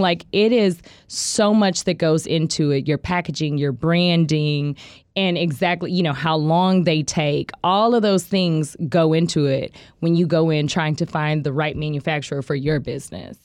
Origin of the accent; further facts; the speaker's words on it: Tulsa, Oklahoma, United States; also born or lived in Muskogee, Oklahoma; I grew up in Broken Arrow. I grew up in Tulsa